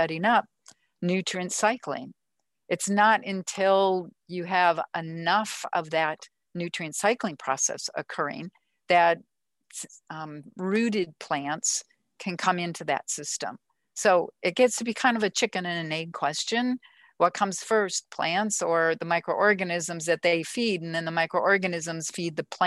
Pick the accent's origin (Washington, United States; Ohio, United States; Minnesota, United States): Minnesota, United States; I grew up in Minnesota, all those lakes and forests.